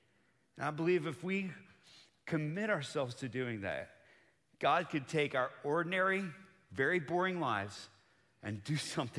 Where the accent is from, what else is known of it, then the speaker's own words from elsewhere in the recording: Bogota, Colombia; now in United States; So I grew up on the mission field. I'm from Bogota, Colombia. That's where my parents served for 30 years.